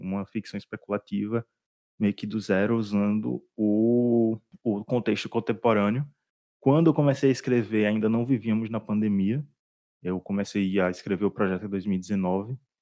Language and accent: Portuguese; Northeast Region, Brazil; eu sou do Nordeste